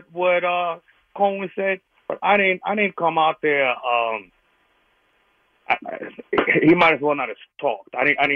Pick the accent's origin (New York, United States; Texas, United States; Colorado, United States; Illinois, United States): New York, United States; New York City; also born or lived in Brooklyn, New York / Long Island, New York; now in Ohio, United States; I'm a native New Yorker. I was born in Brooklyn, raised in Queens, Long Island.